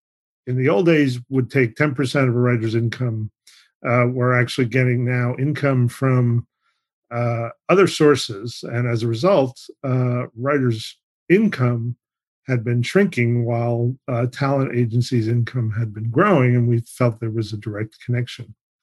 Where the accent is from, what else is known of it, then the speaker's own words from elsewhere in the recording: New York, United States; I'm from New York